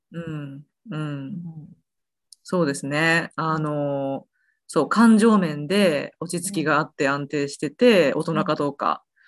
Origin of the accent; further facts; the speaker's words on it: Osaka, Japan; moved away as an adult; also born or lived in Kansai; now in United States; 私は大阪人なので